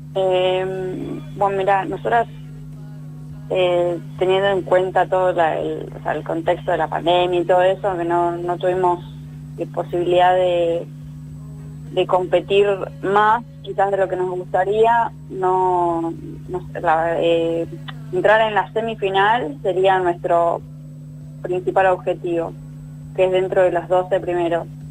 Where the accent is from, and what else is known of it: Argentina